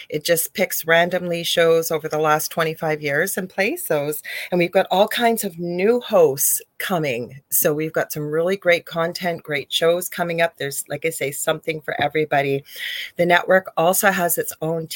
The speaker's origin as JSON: {"language": "English", "country": "Canada", "said": "I am a Canadian spiritual medium"}